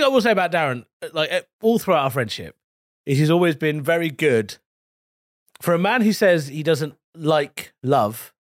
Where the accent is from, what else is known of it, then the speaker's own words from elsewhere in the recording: United Kingdom; I'm British.